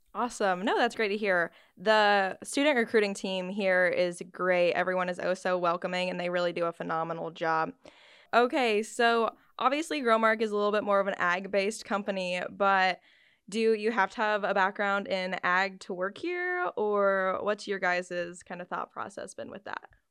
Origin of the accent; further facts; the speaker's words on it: Iowa, United States; I'm also from Iowa